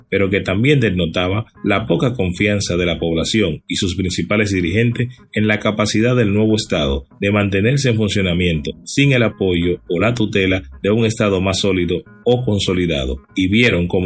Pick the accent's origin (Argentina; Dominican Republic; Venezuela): Dominican Republic; lo que somos hoy como República Dominicana, como nación